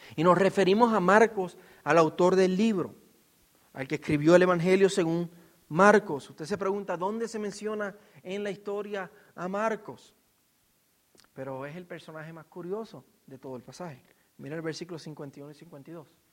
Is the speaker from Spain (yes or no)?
no; Puerto Rico; yo como puertorriqueño